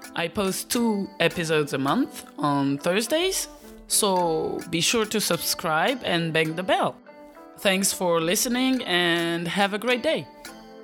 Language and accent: English; Belgium; also born or lived in Eastern Africa; I was born in Eastern Africa and raised in Belgium.